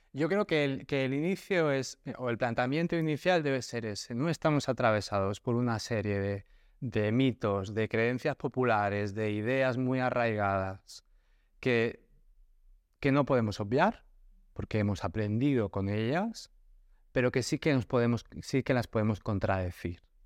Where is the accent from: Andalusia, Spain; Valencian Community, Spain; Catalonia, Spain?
Catalonia, Spain; Barcelona; moved away as an adult; now in Cádiz, Spain; yo, que nací en Barcelona, me mudé a vivir a Cádiz